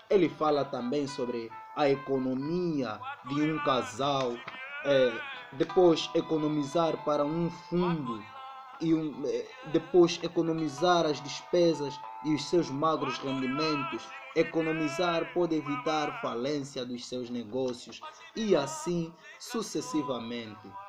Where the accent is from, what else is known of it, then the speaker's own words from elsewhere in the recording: Angola; a nossa tradição enquanto angolanos que pode ser um obstáculo